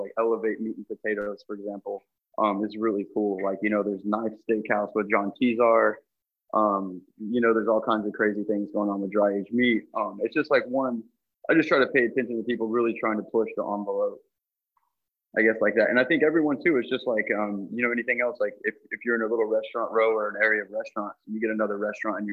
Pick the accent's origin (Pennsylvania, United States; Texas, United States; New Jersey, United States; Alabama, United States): Texas, United States; Fort Worth; I'm from Fort Worth, Texas